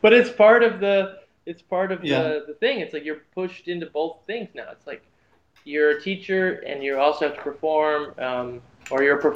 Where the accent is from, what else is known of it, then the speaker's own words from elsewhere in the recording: United States; we're from the States and we've spent most of our time here